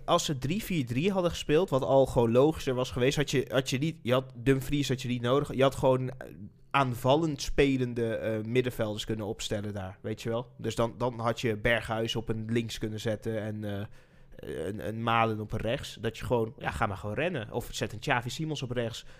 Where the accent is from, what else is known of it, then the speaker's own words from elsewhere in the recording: Nijmegen, Gelderland, Netherlands; We komen uit Nijmegen natuurlijk, dus zitten we in Nijmegen